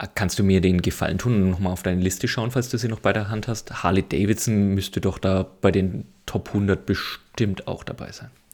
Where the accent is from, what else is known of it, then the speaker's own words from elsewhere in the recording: near Nuremberg, Bavaria, Germany; ich komme aus der Nähe von Nürnberg